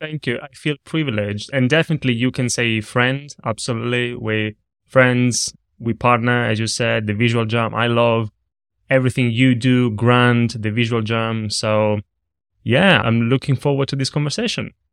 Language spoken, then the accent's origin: English; Italy; moved away; I grew up in Italy. I was in a small town, in a small region, that nobody knows, not even in Italy. I always say near Rome